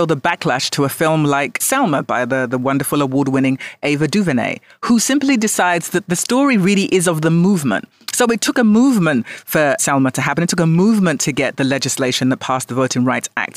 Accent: London, United Kingdom; I was born in London, and it had a large and still has a large Jamaican community

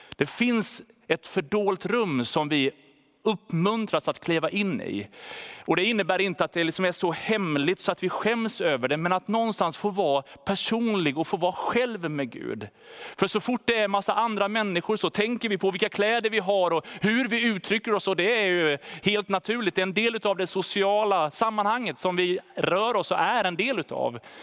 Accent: Sweden; Som svenskar

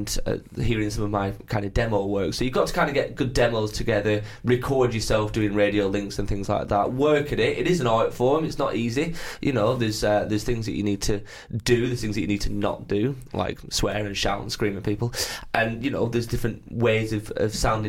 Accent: North West England, United Kingdom; And then went back to my hometown in Lancashire where there wasn't an awful lot going on, really.

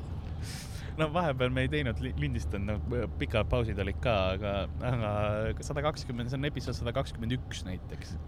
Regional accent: Tallinn, Harju County, Estonia; meil oli yeah. Soome televisioon ka Tallinnas ja siis ma õppisin soome keele

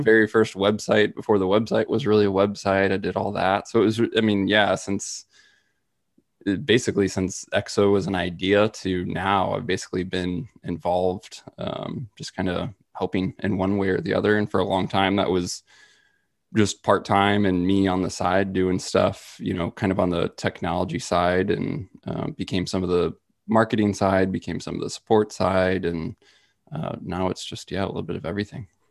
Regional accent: Midwest, United States; growing up in the Midwest

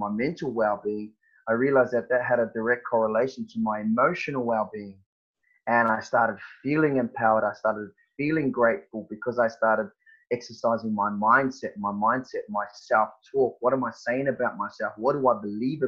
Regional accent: New Zealand; moved away as an adult; now in Perth, Australia; growing up in New Zealand

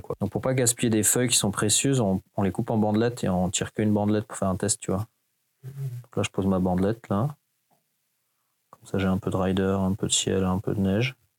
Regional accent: Hauts-de-Seine, Île-de-France, France; moved away as an adult; je viens de la banlieue de Paris, j'ai grandi là-bas, dans le 9-2, et euh, je me suis barré de Paname dès que j'avais 18 ans

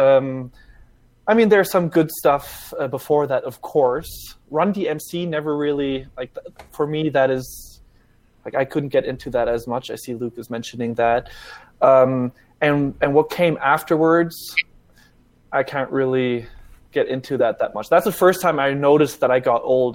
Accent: Germany; now in United States; I grew up in Germany, even.

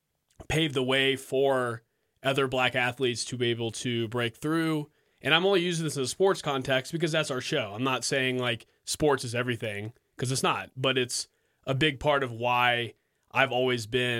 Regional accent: Fort Worth, Texas, United States; growing up in Fort Worth, a more conservative environment.

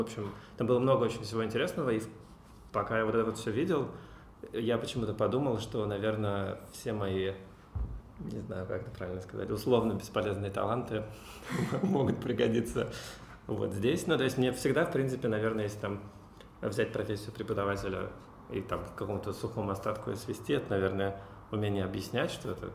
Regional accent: Cheboksary, Chuvashia, Russia; Я родился в Чебоксарах, учился там же, в школе

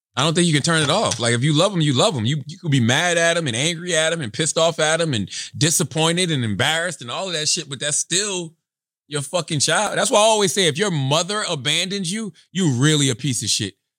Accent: Moncks Corner, South Carolina, United States; growing up where I grew up in Monk's Corner, South Carolina

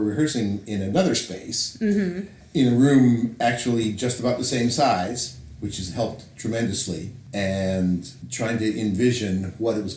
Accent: Canada; moved away as an adult; I'm originally from Canada.

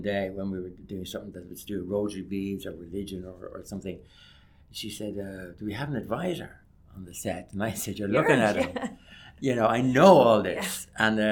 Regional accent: Ireland

